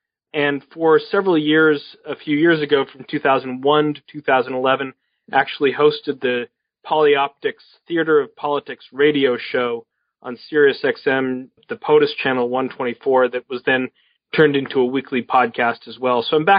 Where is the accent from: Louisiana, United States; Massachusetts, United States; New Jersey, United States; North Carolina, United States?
Massachusetts, United States; Boston; Well, I grew up in Boston and in the cradle of the American Revolution, became an intense student of American history